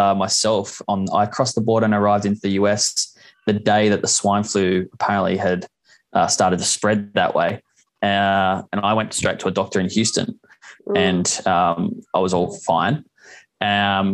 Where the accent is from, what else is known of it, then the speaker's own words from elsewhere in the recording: Engadine, New South Wales, Australia; also born or lived in Eastern suburbs of Sydney; We were both born in the eastern suburbs of Sydney, and that's where we started for my first 3.5 years and your first year, roughly. And then most of the time was in Engadine, which is south of Sydney.